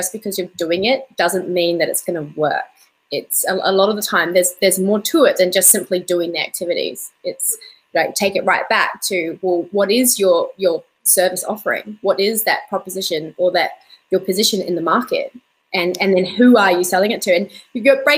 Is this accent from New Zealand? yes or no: yes; New Zealand; now in Perth, Australia; I grew up in New Zealand and learned to dive in really cold water.